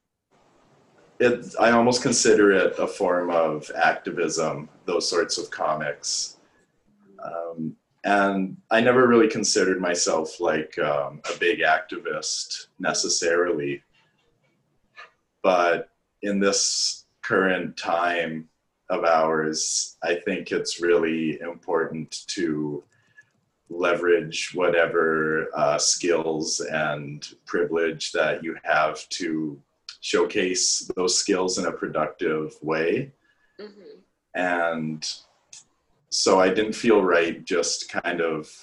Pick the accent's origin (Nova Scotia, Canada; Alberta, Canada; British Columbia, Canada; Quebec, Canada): Alberta, Canada; Edmonton; moved away as an adult; now in Toronto, Canada; I'm originally from Edmonton, Alberta.